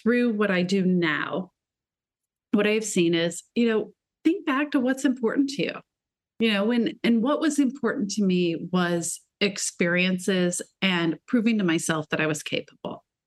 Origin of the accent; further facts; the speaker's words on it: Midwest of America, United States; moved away as an adult; also born or lived in Shanghai, China; I'm from the Midwest of America.